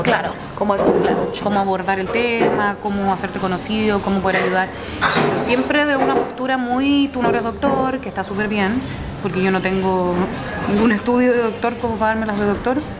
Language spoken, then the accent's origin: Spanish; Chile